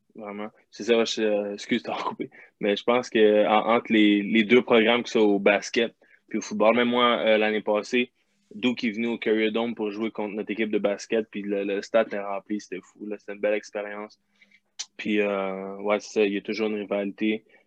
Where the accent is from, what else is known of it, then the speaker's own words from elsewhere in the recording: Quebec, Canada; moved away; on est québécois